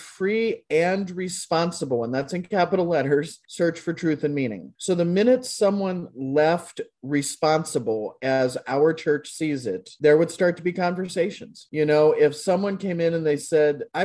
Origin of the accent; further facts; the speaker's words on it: Kentucky, United States; now in Des Moines, United States; I grew up in Kentucky, way down in Kentucky.